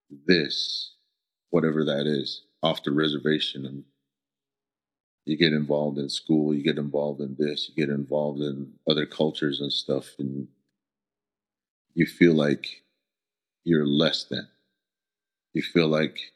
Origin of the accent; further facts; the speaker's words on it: Shiprock, New Mexico, United States; first language Navajo; English is a second language; also born or lived in Red Valley, Arizona; I was born and raised in Shiprock.